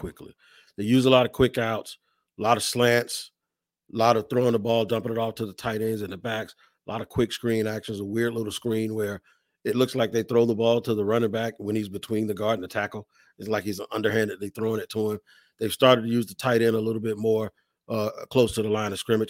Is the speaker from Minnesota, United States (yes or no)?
no; Washington, District of Columbia, United States; I grew up in Washington as a fan of Washington